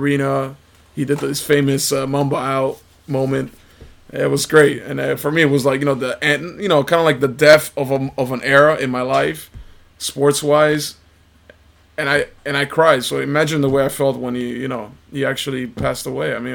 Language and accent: English; Italy; moved away; I'm from Italy. I was born there and raised there